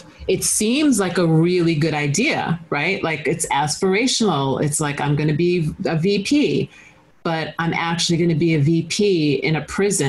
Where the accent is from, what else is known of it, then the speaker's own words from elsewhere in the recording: Long Island, New York, United States; Long Island. Yeah.